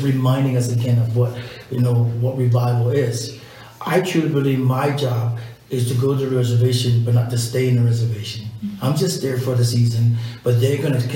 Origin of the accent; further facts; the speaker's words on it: Samoa; moved away; I'm from Samoa